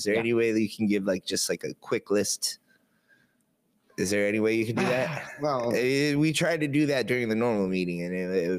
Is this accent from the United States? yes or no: no; Canada; I'm from Canada too, man.